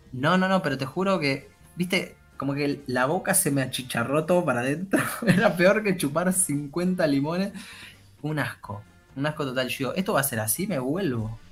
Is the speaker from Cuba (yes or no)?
no; Argentina